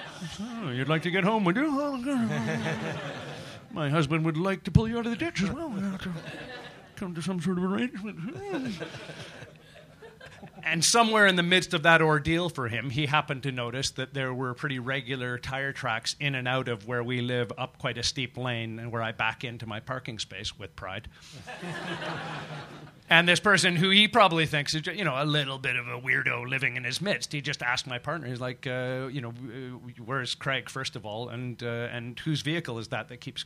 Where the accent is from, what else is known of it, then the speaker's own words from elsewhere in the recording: Canada; being a Canadian growing up next to an American market